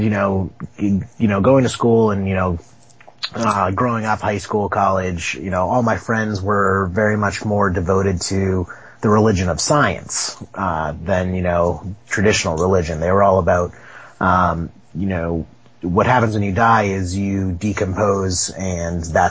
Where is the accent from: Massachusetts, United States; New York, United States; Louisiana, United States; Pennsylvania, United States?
Massachusetts, United States; Boston; I'm born and raised in Boston